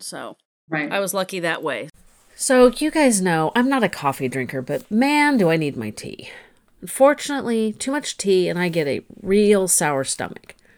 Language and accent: English; California, United States; I'm a Californian